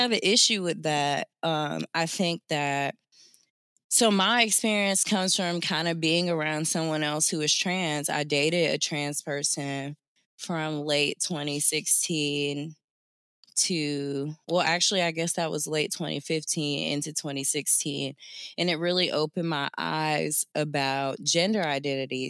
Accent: Jacksonville, Florida, United States; I grew up in the South, I'm from Jacksonville, Florida

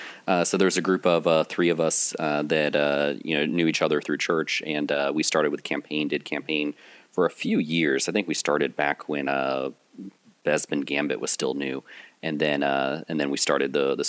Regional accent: Raleigh, North Carolina, United States; I am from Raleigh, North Carolina.

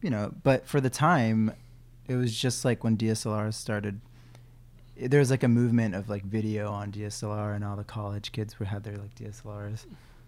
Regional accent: Yokohama, Kanagawa, Japan; first language English; also born or lived in Tokyo; now in New York, United States; I was actually born in Tokyo, but I grew up in Yokohama

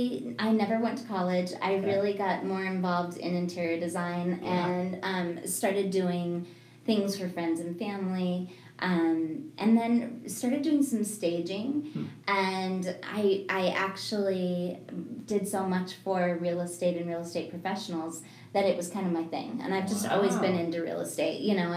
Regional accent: Evergreen, Colorado, United States; also born or lived in Broomfield, Colorado / Boulder, Colorado / Highlands Ranch, Colorado; I am a native. I'm from Colorado, so born and raised here. I grew up in Evergreen and lived in the mountains a little bit. Actually ended up graduating in Broomfield after my family moved just within my high school career. And then I've just lived in the whole Denver area

